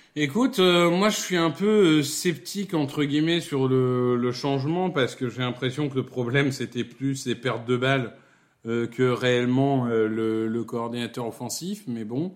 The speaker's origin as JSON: {"language": "French", "town": "Amiens", "region": "Hauts-de-France", "country": "France", "tie": "born or raised there", "said": "ma ville natale euh, qui est Amiens."}